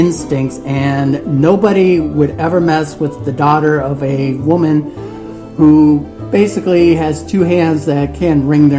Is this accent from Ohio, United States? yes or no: yes; Ohio, United States; moved away; I'm originally from Ohio, so I've been to West Virginia a couple of times